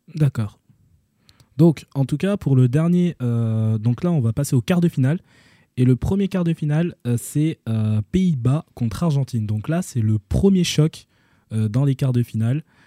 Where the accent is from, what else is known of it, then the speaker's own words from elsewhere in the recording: Senegal; en tant que Sénégalais